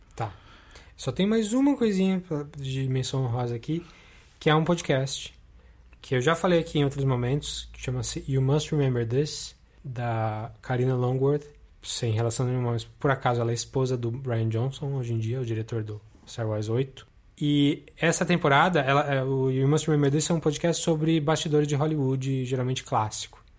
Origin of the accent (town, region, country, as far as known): Brazil; born or raised there